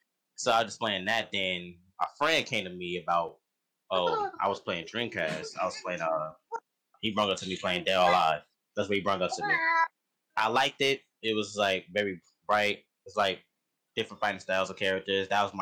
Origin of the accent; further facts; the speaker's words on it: Chicago, Illinois, United States; now in Peoria, United States; I'm from Chicago, Illinois, but I probably live in Peoria now.